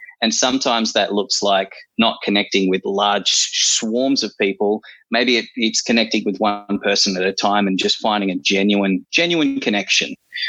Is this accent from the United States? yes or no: no; New Zealand; born there; accent: Kiwi; I guess I sounded Kiwi for a second then. I'm allowed to, because I was born in New Zealand.